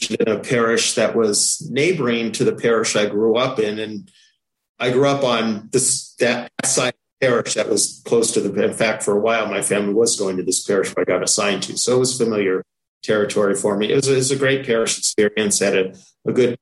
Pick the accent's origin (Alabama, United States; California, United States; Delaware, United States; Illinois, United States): California, United States; San Diego; now in San Francisco, United States; I grew up in San Diego.